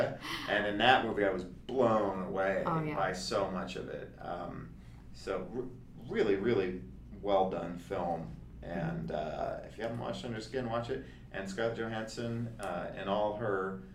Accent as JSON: {"language": "English", "country": "United States", "said": "I'm American"}